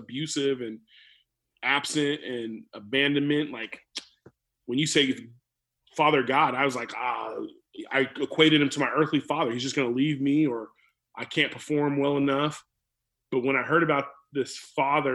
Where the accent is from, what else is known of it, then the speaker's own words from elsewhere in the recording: California, United States; moved away as an adult; also born or lived in Chelan, Washington; now in Tri-Cities, United States; being a California kid growing up in California